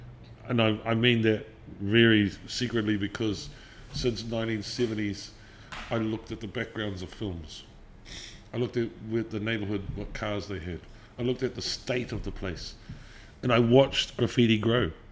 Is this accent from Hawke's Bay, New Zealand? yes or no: yes; Napier, Hawke's Bay, New Zealand; moved away as an adult; also born or lived in Auckland / Omahu; I come from Maraenui and Omahu